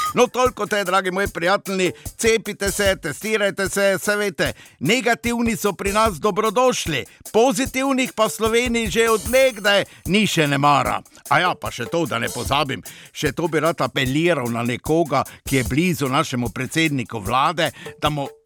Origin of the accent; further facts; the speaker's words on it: Slovenia; Smo pa Slovenci